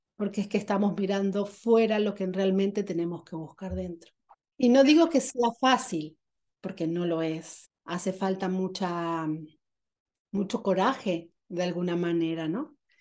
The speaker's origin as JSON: {"language": "Spanish", "country": "Argentina", "tie": "born or raised there", "said": "nací en Argentina"}